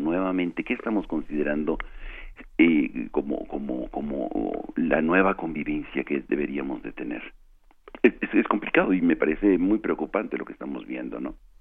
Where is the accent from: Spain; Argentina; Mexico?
Mexico; nosotros como mexicanos